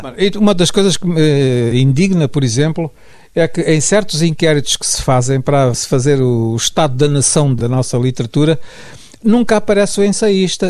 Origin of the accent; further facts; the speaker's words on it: Mozambique; moved away as an adult; sair de Moçambique, eu sempre tinha vivido lá, tinha lá a minha família toda.